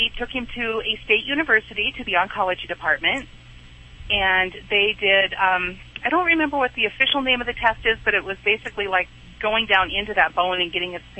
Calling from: Montana, United States; From Montana.

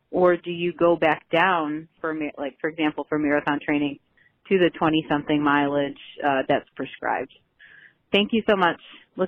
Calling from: Chicago, Illinois, United States; I'm calling from Chicago. I have three boys.

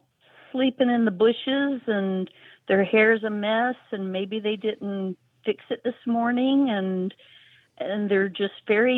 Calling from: Georgia, United States; I'm calling from North Georgia.

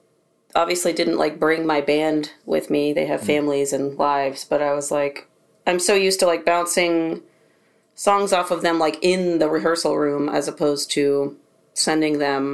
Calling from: North Carolina, United States; I'm in my studio room in North Carolina.

